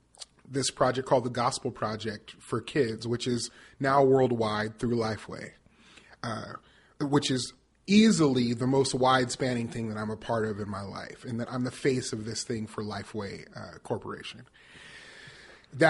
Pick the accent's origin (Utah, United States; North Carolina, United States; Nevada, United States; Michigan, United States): Nevada, United States; Las Vegas; moved away as an adult; also born or lived in Northern California; now in Nashville, United States; I grew up in Las Vegas, Nevada. I lived until I was 18. I did theater professionally, started in Las Vegas, went to California, Northern California, to go to college and lived there for about 8 years